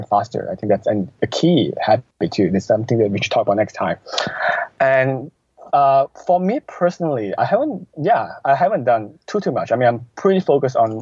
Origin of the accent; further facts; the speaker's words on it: Malaysia; moved away; also born or lived in Canada; I moved back from Canada 2 months ago. So I'm now back in Malaysia, so where I was from